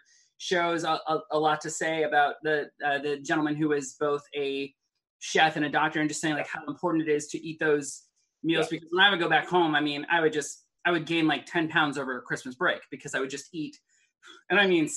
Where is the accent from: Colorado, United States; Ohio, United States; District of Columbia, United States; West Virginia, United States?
Ohio, United States; Cleveland; I grew up in Cleveland